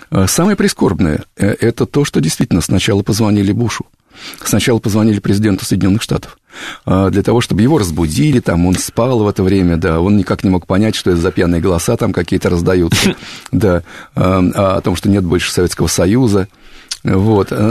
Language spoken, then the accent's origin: Russian; Kupavna, Moscow Oblast, Russia; я сам из Подмосковья, из Купавны.